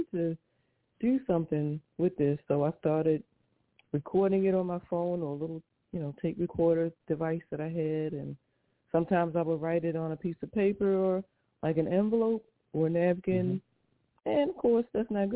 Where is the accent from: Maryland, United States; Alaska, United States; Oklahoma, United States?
Maryland, United States; Baltimore; now in Auburndale, United States; I am from Auburndale, Florida, originally from Baltimore, Maryland